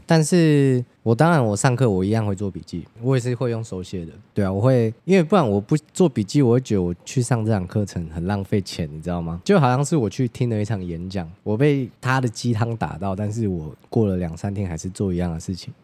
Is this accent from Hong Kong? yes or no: no; Taiwan; 我们台湾人